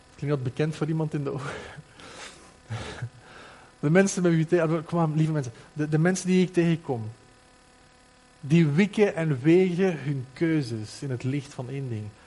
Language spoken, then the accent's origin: Dutch; Flanders, Belgium; bij ons in Vlaanderen